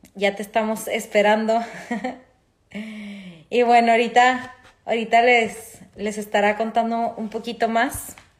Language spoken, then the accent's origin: Spanish; Ciudad Juárez, Chihuahua, Mexico; Quique y yo somos de Ciudad Juárez y estábamos en el mismo equipo de natación desde muy chicos